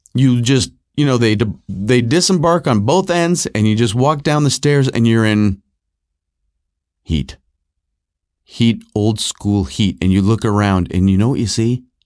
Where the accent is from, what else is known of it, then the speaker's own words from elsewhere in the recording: Rochester, New York, United States; also born or lived in Southern California; I was born in California. I grew up uh, most of my life in, uh, Rochester, New York, but I was born in Southern California